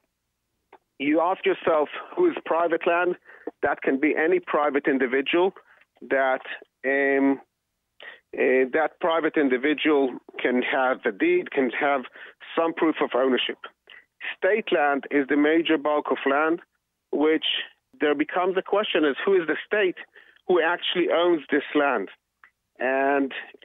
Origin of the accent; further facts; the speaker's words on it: Jerusalem, Jerusalem District, Israel; moved away as an adult; now in Efrat; I was brought up in Jerusalem.